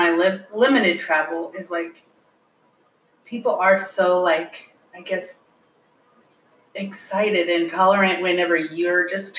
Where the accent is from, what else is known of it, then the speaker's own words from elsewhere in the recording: Pacific Northwest, United States; okay, so we're all from the Pacific Northwest.